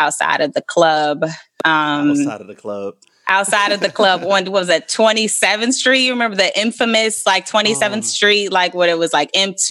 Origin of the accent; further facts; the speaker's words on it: Elkhart, Indiana, United States; moved away as an adult; also born or lived in Atlanta / New York; I am originally from Elkhart, Indiana, a very small rural town, like an hour away from Gary. Grew up there